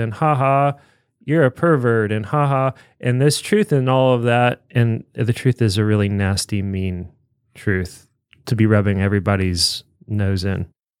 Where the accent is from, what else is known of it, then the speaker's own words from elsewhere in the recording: Tennessee, United States; Yeah, I grew up in Tennessee